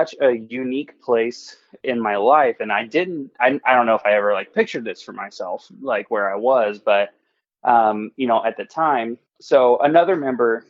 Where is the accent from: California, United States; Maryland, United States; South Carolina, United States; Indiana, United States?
Indiana, United States; Indianapolis; we're from Indianapolis